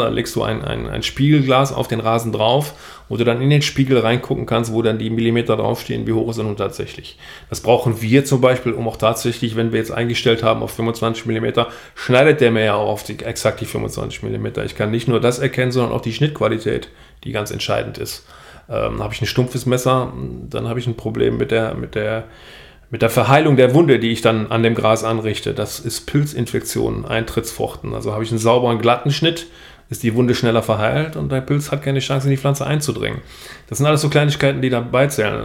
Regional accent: Niederkrüchten, North Rhine-Westphalia, Germany; Ich komme hier aus Niederkrüchten, kurz vor der holländischen Grenze.

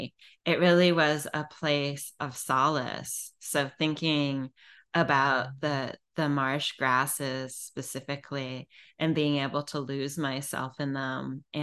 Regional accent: Illinois, United States; now in Virginia Beach, United States; when I was a little kid, I grew up in the Driftless region of Illinois.

